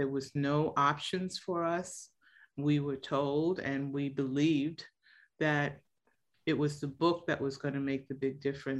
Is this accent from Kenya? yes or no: no; New York City, New York, United States; And so I was born and raised pretty much in the South Bronx, and spending my summers in Puerto Rico.